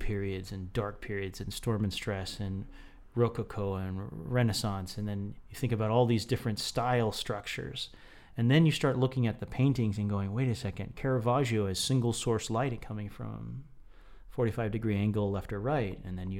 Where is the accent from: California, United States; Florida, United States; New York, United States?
Florida, United States; I come from Central Florida, which is like, who comes from Central Florida? Right in the shadow of the Walt Disney World there.